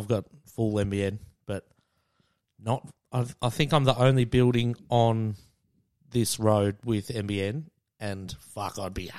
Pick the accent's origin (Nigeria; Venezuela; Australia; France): Australia; Frankston, Victoria; now in Brunswick, Australia; So, yeah, I grew up in Frankston. Everyone I know is down there. I moved up to Brunswick last year, so 2018.